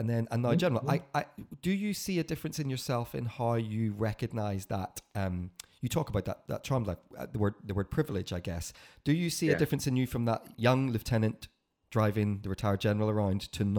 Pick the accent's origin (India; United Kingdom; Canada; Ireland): Ireland; I remember growing up in Ireland